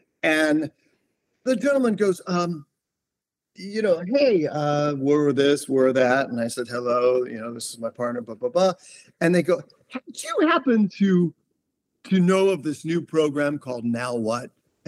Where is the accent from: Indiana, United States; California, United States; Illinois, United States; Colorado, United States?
Indiana, United States; Bremen; born there; also born or lived in Columbus, Ohio / North Miami Beach, Florida; Well, I was born in Bremen, Indiana, which is northern Indiana. And we spent a lot of time moving around in Indiana. Then I moved to Columbus, Ohio, Upper Arlington. Then we moved to North Miami Beach, Florida.